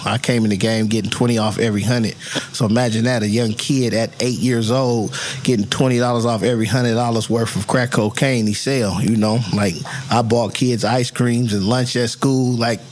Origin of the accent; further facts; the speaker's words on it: Hayward, California, United States; now in Oakland, United States; I was born in East Oakland in Highland Hospital. My mother moved to Hayward, California when I was a young kid